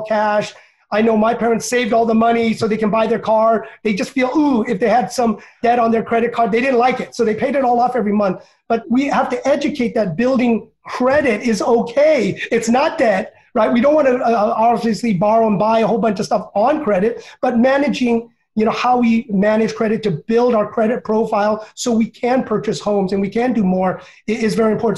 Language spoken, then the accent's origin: English; United States; I was born in America, sometimes, you know, they treat me as an immigrant